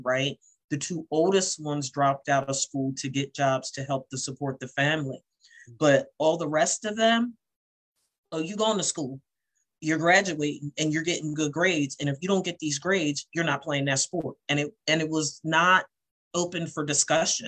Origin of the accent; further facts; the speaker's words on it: Salem, New Jersey, United States; I'm from Southern New Jersey